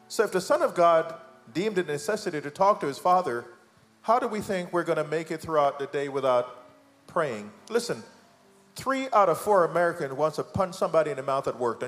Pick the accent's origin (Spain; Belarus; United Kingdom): United Kingdom; Because we're Jamaican, we're British, we like tea.